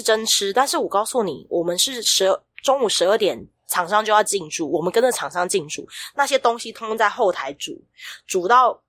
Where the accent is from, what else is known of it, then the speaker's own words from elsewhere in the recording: Kaohsiung, Taiwan; 因为我是高雄人，高雄最有名的是中华艺校嘛